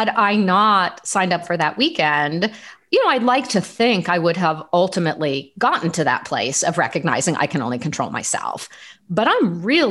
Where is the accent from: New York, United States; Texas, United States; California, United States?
California, United States; Southern; moved away as an adult; also born or lived in Los Angeles / Washington, D.C.; I grew up in Southern California.